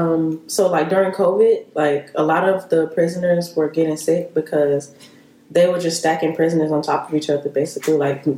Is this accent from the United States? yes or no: yes; United States; being Black American